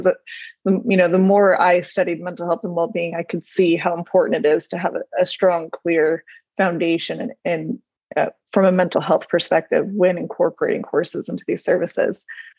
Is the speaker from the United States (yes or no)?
yes; Utah, United States; moved away as an adult; now in Estonia; So I grew up in Utah, but my husband's Estonian. He was going to school in Utah. We met there. We never could just settle on one place. We go back and forth a lot.